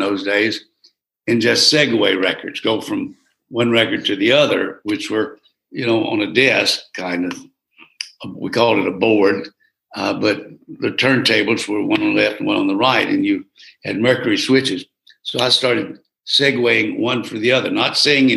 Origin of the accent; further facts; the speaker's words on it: Geneva, Alabama, United States; moved away as an adult; also born or lived in Troy, Alabama; WGEA in Geneva, Alabama